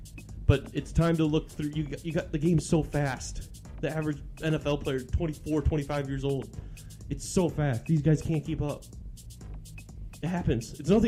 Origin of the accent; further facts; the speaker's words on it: Michigan, United States; I'm from Michigan.